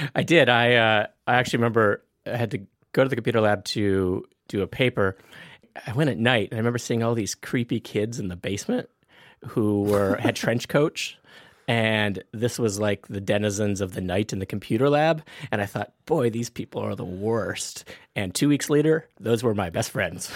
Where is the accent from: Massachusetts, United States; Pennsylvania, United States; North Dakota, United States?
North Dakota, United States; Napoleon; moved away; I grew up in a really small town, a remote little place called Napoleon, North Dakota